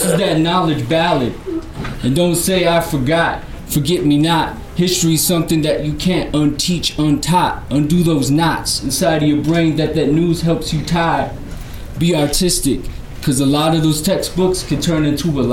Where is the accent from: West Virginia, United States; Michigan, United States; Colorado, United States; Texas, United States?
Colorado, United States; Denver; I grew up in North Denver